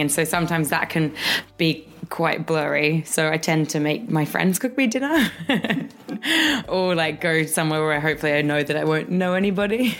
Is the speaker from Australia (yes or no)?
yes; Australia; growing up in Australia, we kind of lived, you know, 15 minutes from the beach